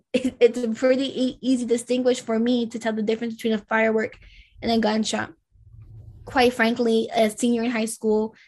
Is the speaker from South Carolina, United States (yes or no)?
no; Glendora, California, United States; also born or lived in Lynwood, California; So I grew up in Glendora, California, which is a little suburban, predominantly Caucasian community, right? And then going into seventh grade, we decide we're going to move to Linwood.